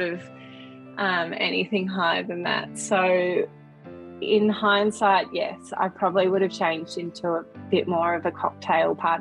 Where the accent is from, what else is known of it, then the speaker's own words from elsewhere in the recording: Melbourne, Victoria, Australia; born and bred in Melbourne